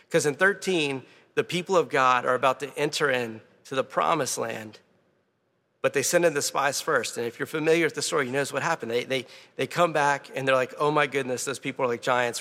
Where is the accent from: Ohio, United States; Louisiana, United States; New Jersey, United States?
Louisiana, United States; I'm from Louisiana.